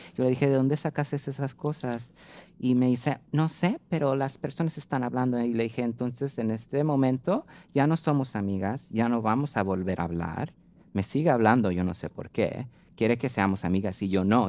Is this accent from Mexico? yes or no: no; United States; ser nacida en los Estados Unidos